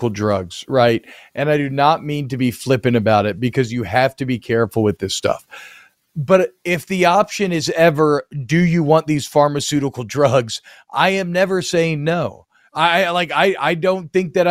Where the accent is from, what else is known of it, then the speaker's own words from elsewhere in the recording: Atlanta, Georgia, United States; I grew up mainly in Atlanta